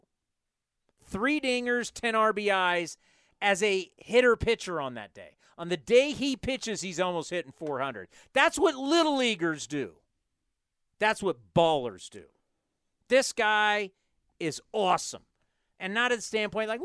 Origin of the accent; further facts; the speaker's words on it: San Diego, California, United States; as a kid growing up in Southern California, coming up from San Diego to Disneyland